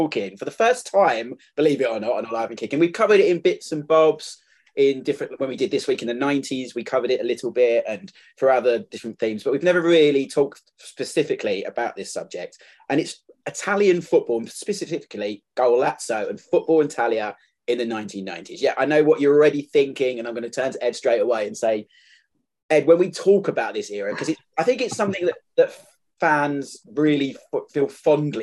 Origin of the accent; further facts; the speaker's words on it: London, United Kingdom; also born or lived in Greenwich; I was born in Greenwich. I raised in Plumstead.